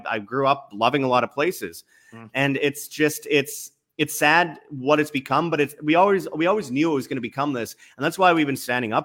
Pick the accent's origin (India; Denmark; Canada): Canada; also born or lived in Egypt; I'm Canadian